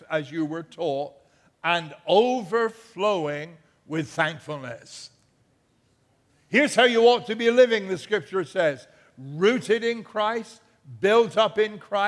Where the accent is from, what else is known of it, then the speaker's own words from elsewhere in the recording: England, United Kingdom; now in United States; I'm an Englishman